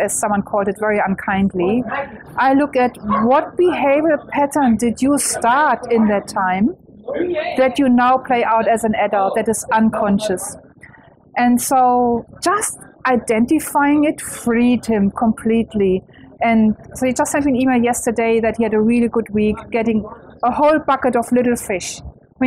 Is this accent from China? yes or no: no; Germany; English is a second language; moved away as an adult; now in Australia; I am German, though. That's what you most probably wonder about my accent. But I live in Australia for a very long time.